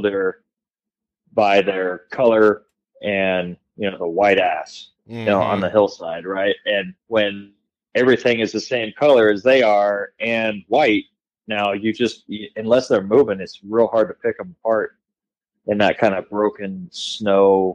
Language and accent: English; California, United States; now in Idaho, United States; growing up in California